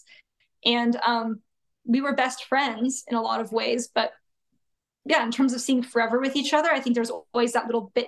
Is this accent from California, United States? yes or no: yes; Santa Clarita, California, United States; I grew up in Santa Clarita. So it's about 30 minutes north of Los Angeles.